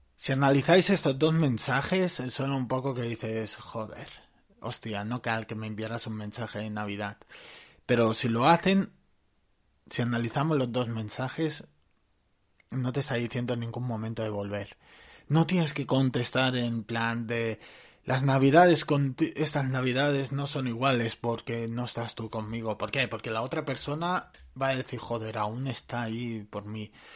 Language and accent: Spanish; Barcelona, Catalonia, Spain; yo soy de Barcelona